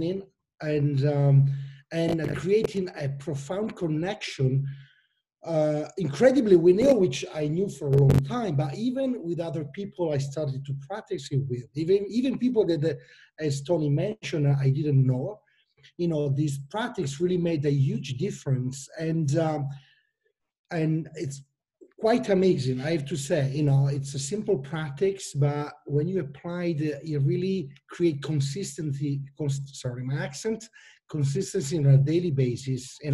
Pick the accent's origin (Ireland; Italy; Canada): Italy; Milan, Lombardy; English is a second language; and you can imagine my name and plus my accent. I'm from Italy, Milano